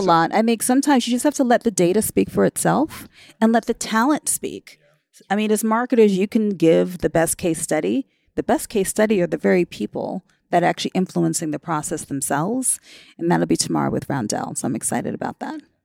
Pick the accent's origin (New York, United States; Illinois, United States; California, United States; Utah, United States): New York, United States; New York City; My hometown is New York City, although I've worked all over the world